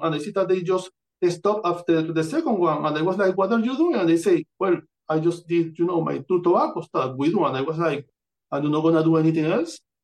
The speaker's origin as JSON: {"language": "English", "region": "Amazonas", "country": "Venezuela", "tie": "born or raised there", "second_language": "English", "moved": "yes", "lives_now": "United States", "said": "I'm born in Amazonas, Venezuela. This is my birth certificate and I come from Venezuela. I don't grow up here. I grew up in there"}